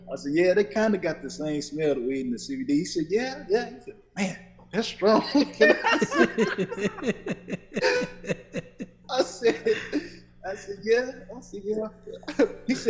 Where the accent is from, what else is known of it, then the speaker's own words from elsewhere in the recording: Forest City, North Carolina, United States; I am from Forest City, you know, brothers from Spindale, all those parts